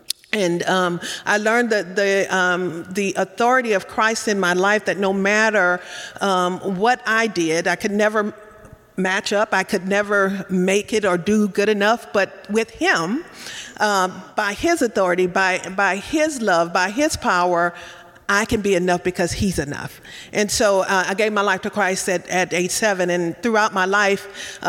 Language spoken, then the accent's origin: English; Louisiana, United States; I grew up in Louisiana, a small town